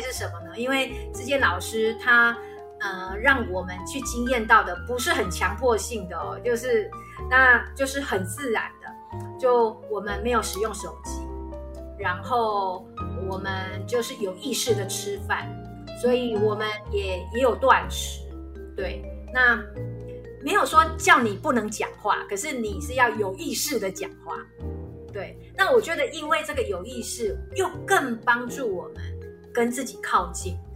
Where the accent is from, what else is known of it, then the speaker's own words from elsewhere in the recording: Taiwan; 我们台湾人